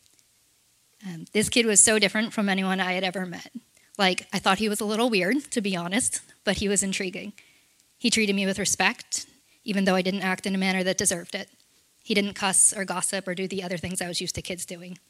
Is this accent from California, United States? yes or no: no; Orlando, Florida, United States; I was born in Orlando, Florida.